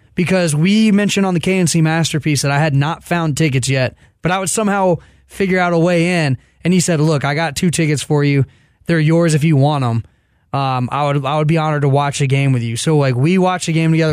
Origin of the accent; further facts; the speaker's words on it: Dallas, Texas, United States; was born and raised in Dallas